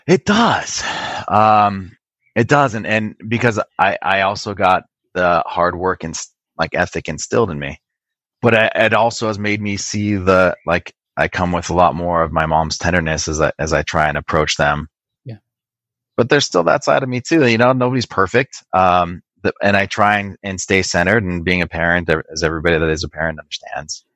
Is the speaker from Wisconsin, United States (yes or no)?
yes; Racine, Wisconsin, United States; now in California, United States; I was born in a, a, small city called Racine, which is right off of Lake Michigan.